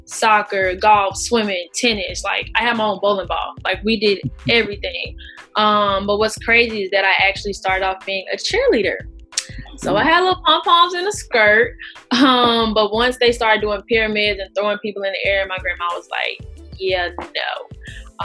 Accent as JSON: {"language": "English", "town": "Charlotte", "region": "North Carolina", "country": "United States", "tie": "born or raised there", "also_born_or_lived": "Manchester, New Hampshire", "moved": "as an adult", "said": "I was born and raised in Charlotte, North Carolina"}